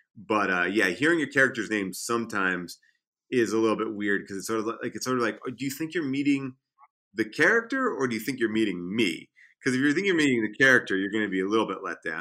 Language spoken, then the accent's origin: English; Long Island, New York, United States; also born or lived in Central Islip, New York / Northport, New York / Huntington, New York; I grew up, I mean, I'm all over the place. I, like, lived in Central Islip, Northport. I went to school in Huntington. Um, you know, so, like, I, Long Island, I kinda take pride